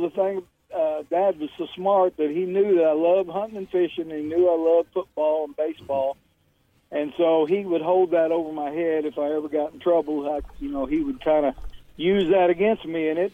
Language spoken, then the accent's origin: English; Desloge, Missouri, United States; also born or lived in Bonne Terre, Missouri; I was born actually in Bon Terre, Missouri, and grew up in Deloge